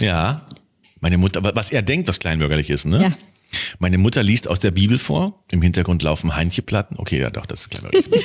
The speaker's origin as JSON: {"language": "German", "country": "Germany", "said": "wir als Deutsche"}